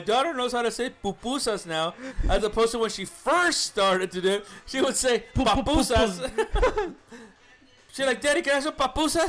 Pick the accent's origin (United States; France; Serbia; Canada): United States; Los Angeles, California; I was born in East LA and she was actually born in her home country, it should be the other way around. And I know that I speak Spanish pretty well.